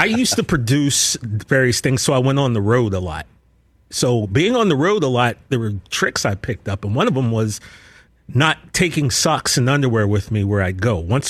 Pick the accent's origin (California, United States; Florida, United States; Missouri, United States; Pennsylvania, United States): Pennsylvania, United States; Altoona; moved away; where I grew up in Altoona, like our little, I mean, you know, we're from a, not a big city